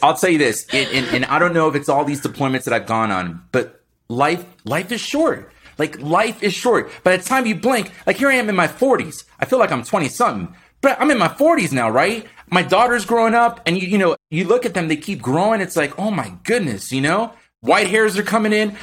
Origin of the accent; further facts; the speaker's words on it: Miami, Florida, United States; born and raised in Miami, Florida, blue collar family